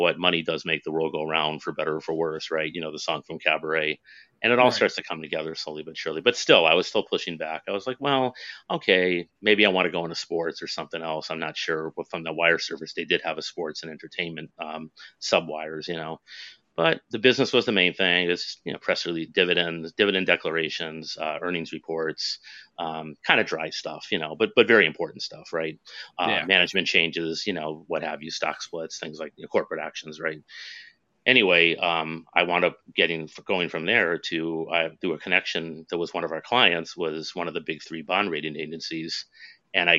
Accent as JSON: {"language": "English", "region": "Western Massachusetts", "country": "United States", "also_born_or_lived": "New Jersey / New York", "moved": "as an adult", "said": "in Massachusetts, where I'm from Western Massachusetts"}